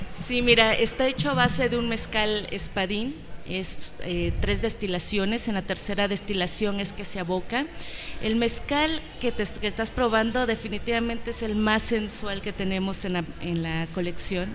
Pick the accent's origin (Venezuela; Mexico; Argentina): Mexico; Oaxaca; Somos tres familias oaxaqueñas distribuyendo en la Ciudad de México.